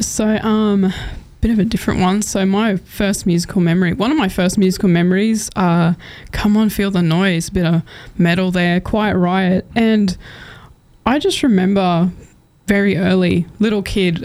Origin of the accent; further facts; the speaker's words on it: Cunnamulla, Queensland, Australia; moved away; I'm actually originally from Cunnamulla, a small town in southwest Queensland